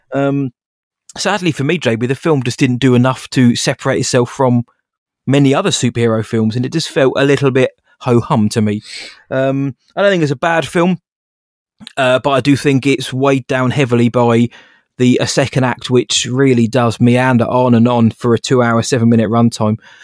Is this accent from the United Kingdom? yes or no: yes; England, United Kingdom; I am English